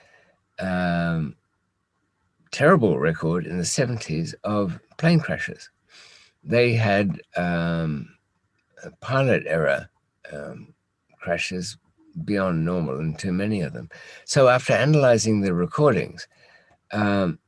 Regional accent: United Kingdom; we as British

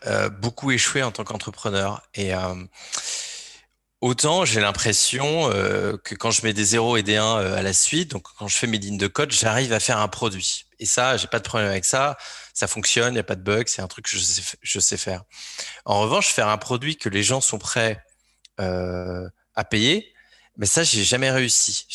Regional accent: Alençon, Normandy, France; je suis originaire de Normandie, d'Alençon pour être précis

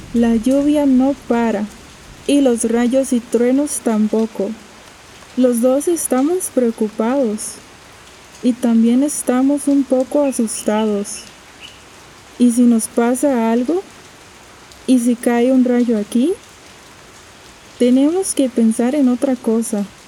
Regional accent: Costa Rica; soy de Costa Rica

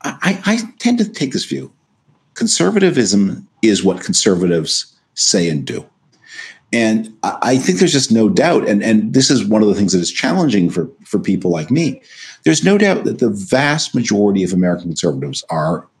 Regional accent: Canada; moved away as an adult; also born or lived in United States; I was born in Canada to a U.S. citizen mother and a Canadian citizen father

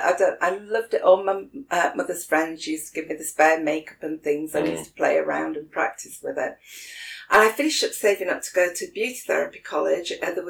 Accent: Sheffield, Yorkshire and the Humber, United Kingdom; Oh, crikey, back then, I had a very working class upbringing, but my family were all entrepreneurs.

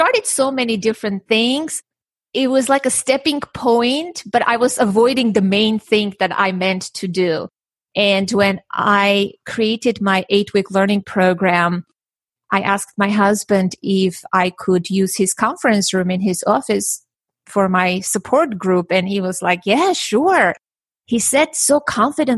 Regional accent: Armenia; now in United States; I was born and raised in Armenia

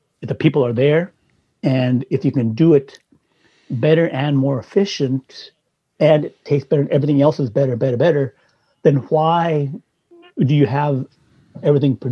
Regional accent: Saskatchewan, Canada; moved away; I was from Canada in, you know, the Midwest, Saskatchewan

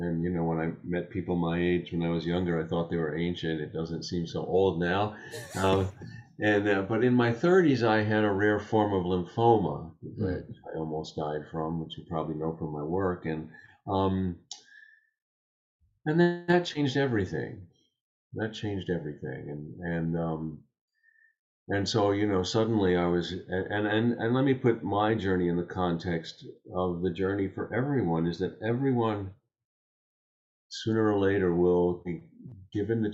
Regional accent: Long Island, New York, United States; I grew up on Long Island outside of New York City.

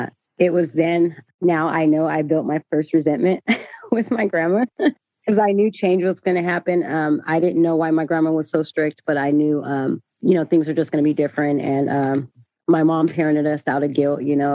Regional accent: Sacramento, California, United States; also born or lived in San Bernardino, California / Atlanta; when I was like 3 years old, I came to Sacramento and I was born in San Bernardino

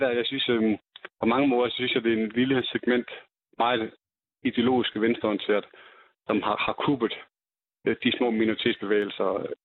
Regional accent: Jutland, Denmark; ude i Jylland, der hvor jeg kommer fra

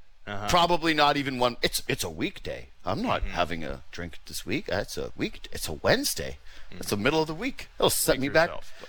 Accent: Canada; We're Canadian all the way, through and through.

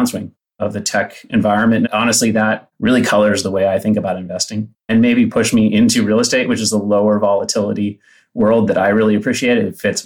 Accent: Palo Alto, California, United States; I grew up in Palo Alto. I was a public high school kid

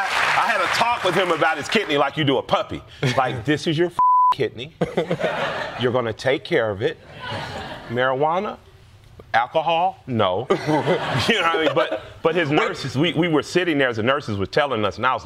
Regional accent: the South, Southern United States, United States; I'm a Southern black man

